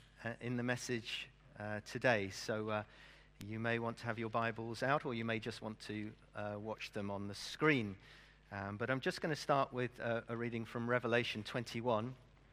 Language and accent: English; Brazil; as a missionary kid, obviously I was brought up in Brazil. If you don't know why I support Brazil as a football team, I spent my early years in Brazil. And my parents were missionaries there.